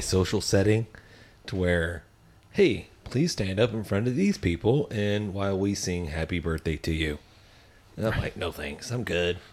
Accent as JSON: {"language": "English", "region": "Texas", "country": "United States", "said": "we're from Texas"}